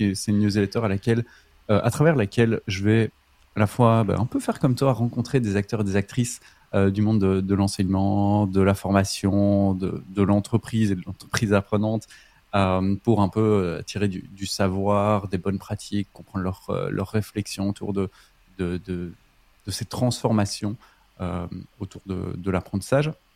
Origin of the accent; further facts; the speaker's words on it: Belgium; je suis belge